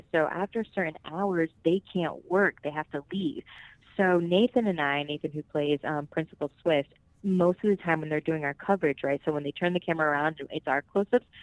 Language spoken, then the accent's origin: English; Puerto Rico; born there; first language Spanish; English is a second language; I was born in Puerto Rico, and um, Spanish was my first language. And now, as an adult, man, I it's embarrassing sometimes because I think in English.